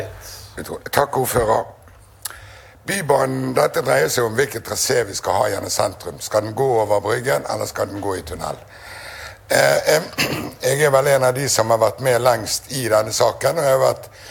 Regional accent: Bergen, Vestland, Norway; jeg er bergenser

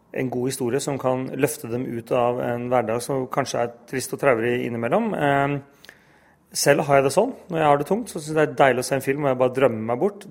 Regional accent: Norway; jeg er helt norsk, men jeg har en pakistansk far

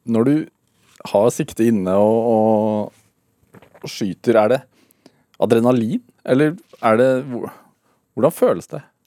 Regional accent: Sarpsborg, Østfold, Norway; Jeg er jo fra Sarpsborg

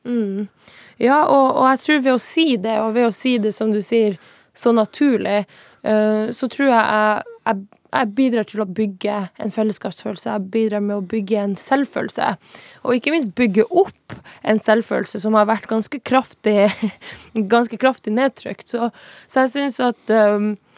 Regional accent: Tana, Finnmark, Norway; moved away as an adult; now in Oslo, Norway; jeg er fra Tana

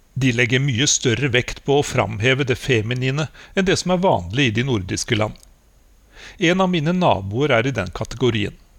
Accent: Norway; moved away as an adult; now in Moscow, Russia; jeg er fra Norge

